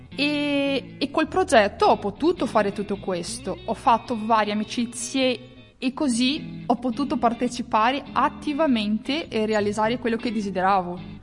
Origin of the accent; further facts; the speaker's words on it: Toledo, Paraná, Brazil; Italian is a second language; moved away as an adult; now in Italy; vengo da, da Toledo, la regione del Paranà, Brasile